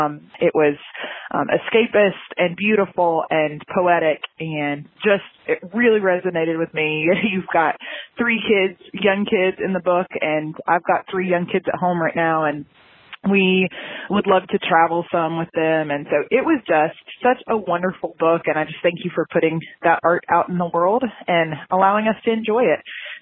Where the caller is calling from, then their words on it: Watkinsville, Georgia, United States; I'm calling from Watkinsville, Georgia. It's a tiny little town east of Atlanta.